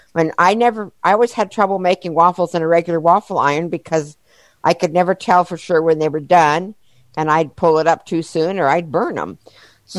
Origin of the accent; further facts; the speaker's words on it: Harrison, Arkansas, United States; I'm from Harrison, Arkansas